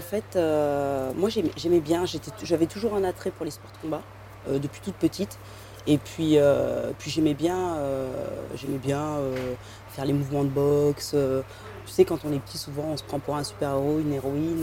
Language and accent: French; Compiègne, Hauts-de-France, France; moved away; Je joue au foot à Compiègne, dans l'Oise, là où j'ai grandi